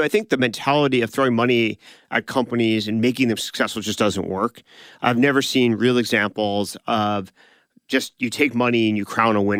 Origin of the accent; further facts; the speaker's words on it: California, United States; So, for example, we grew up in Silicon Valley that went through 2000 to 2002.